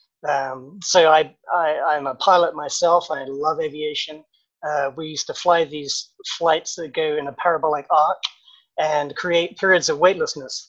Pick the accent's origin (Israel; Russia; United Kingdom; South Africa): United Kingdom; England; moved away as an adult; also born or lived in London; now in Durham, North Carolina, United States; I grew up in England, as you can maybe guess from my accent.